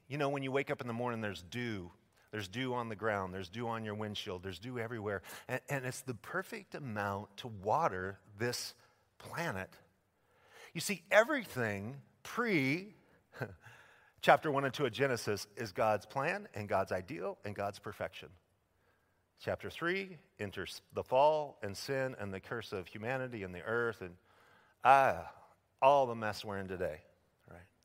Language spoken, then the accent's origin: English; Idaho, United States; my home state of Idaho